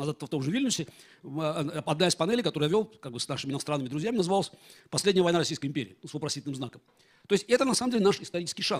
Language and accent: Russian; Baku, Azerbaijan; first language Russian; moved away as an adult; also born or lived in Moscow, Russia; я родился в Баку